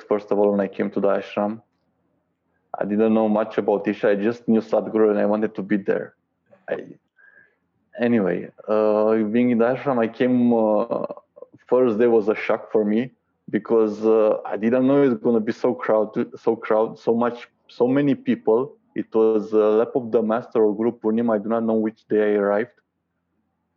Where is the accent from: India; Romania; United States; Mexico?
Romania; also born or lived in Bucharest; from Romania